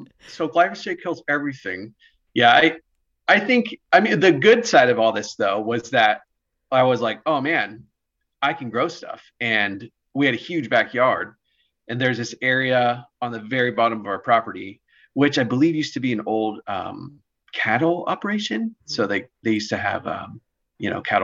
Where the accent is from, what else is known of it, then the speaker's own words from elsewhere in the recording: Roseville, California, United States; also born or lived in Pennsylvania; I grew up in Roseville, near Sacramento, home of the Auto Mall